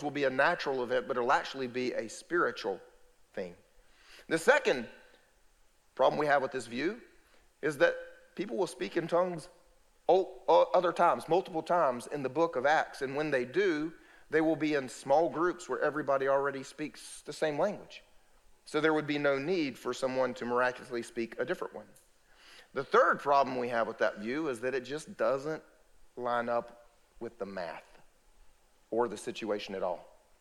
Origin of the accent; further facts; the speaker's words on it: United States; first language English; I'm an American. You know what that means? I only speak English